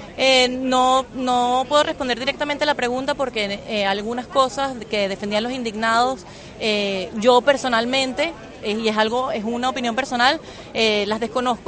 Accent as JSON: {"language": "Spanish", "country": "Venezuela", "moved": "as an adult", "lives_now": "Barcelona, Spain", "said": "yo a mis 29 años tuve que salir de mi país"}